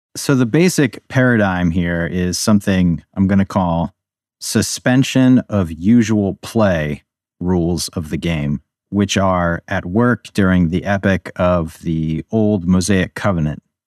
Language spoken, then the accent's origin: English; Baltimore, Maryland, United States; also born or lived in Budapest, Hungary; now in Pennsylvania, United States; I grew up in the Baltimore area, although now I'm living in middle Pennsylvania